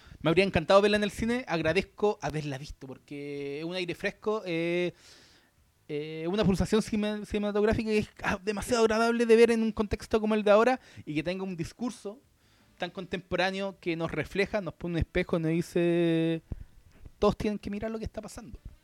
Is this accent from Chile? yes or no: yes; Chile; nosotros como chilenos